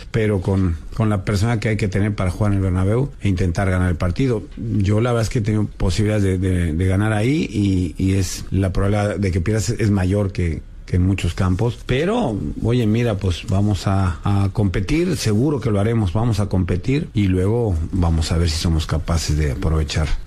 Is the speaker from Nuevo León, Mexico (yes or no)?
no; Minatitlán, Veracruz, Mexico; Eh, muy buenas noches … de Minatitlán, Veracruz.